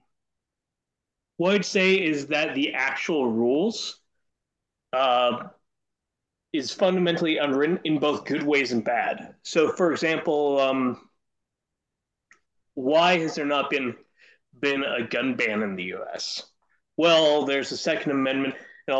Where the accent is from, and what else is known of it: Canada